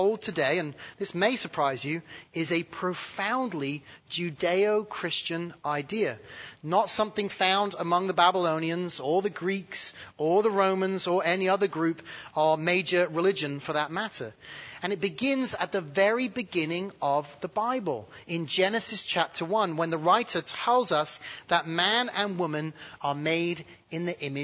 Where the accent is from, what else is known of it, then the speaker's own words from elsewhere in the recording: United Kingdom; now in United States; being born British